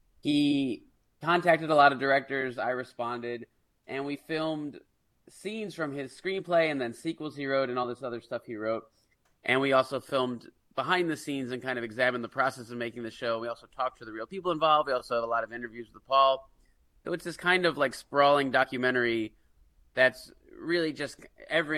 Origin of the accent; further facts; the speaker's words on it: New York, United States; moved away; I'm from New York originally